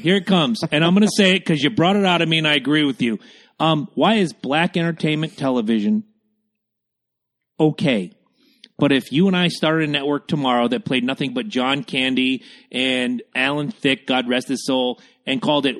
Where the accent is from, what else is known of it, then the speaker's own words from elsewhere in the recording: South Carolina, United States; born there; I was born in South Carolina. I've traveled to South Carolina many, many times. It's one of my favorite places on earth. I was born there.